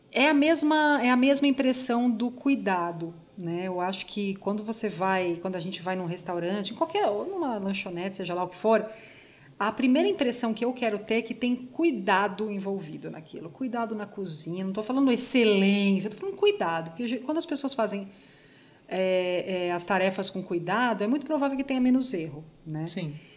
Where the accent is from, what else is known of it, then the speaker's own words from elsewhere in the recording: Brazil; como brasileiro